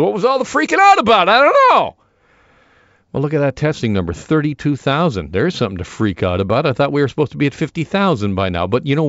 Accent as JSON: {"language": "English", "town": "Burlington", "region": "Ontario", "country": "Canada", "said": "he's from Etobicoke, I'm from Burlington, tomato, tomato, I guess."}